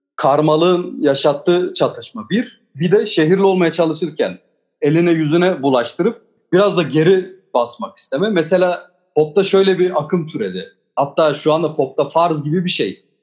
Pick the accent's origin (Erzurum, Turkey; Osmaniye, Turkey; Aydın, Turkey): Osmaniye, Turkey; Üçümüz de zaten hani Osmaniyeliyiz, Çukurovalıyız.